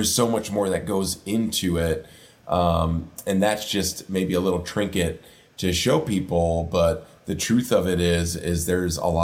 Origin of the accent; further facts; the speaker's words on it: Prairie du Chien, Wisconsin, United States; my hometown of Prairie du Chien, Wisconsin, which is a river town bordering Iowa on the Mississippi River